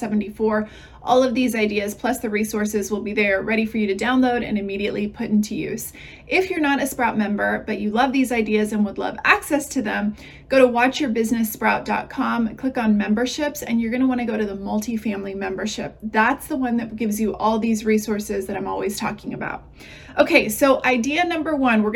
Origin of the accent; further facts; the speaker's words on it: Texas, United States; I'm from Texas